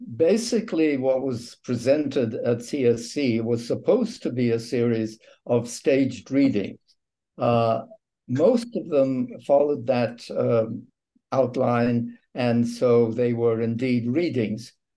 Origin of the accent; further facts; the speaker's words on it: England, United Kingdom; moved away; I was raised in England on radio drama, and some of my first work was done on BBC radio